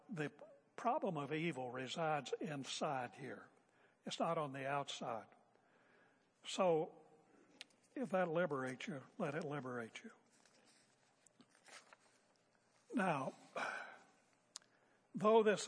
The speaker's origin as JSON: {"language": "English", "region": "West Virginia", "country": "United States", "said": "I'm a boy from West Virginia"}